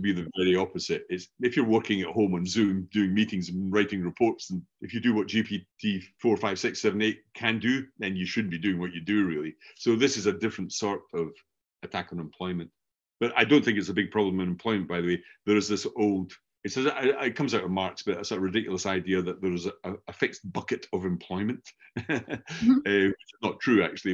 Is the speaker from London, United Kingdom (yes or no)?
no; Scotland, United Kingdom; accent: Scottish; first language English; I grew up learning a Scottish variant of English because mm-hmm. everybody I knew was Scottish, hence my accent